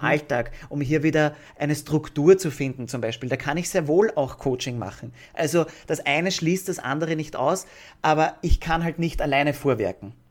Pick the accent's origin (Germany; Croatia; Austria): Austria; bei uns in Österreich